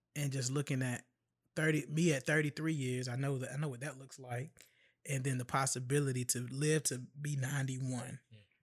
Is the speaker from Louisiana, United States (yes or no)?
no; Chesapeake, Virginia, United States; I'm from Chesapeake, Norfolk, Virginia, man. I'm from southeastern Hampton Roads, Virginia, and have roots in uh, northeastern North Carolina